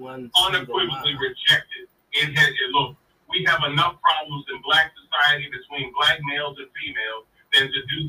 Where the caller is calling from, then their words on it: Doswell, Virginia, United States; Doswell, Virginia.